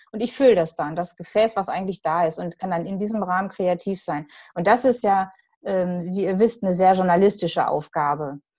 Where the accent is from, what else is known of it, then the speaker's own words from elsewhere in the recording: Gelsenkirchen, North Rhine-Westphalia, Germany; now in Dortmund, Germany; Ich bin jetzt inzwischen länger Dortmunderin, als ich Gelsenkirchenerin war, denn da komme ich her.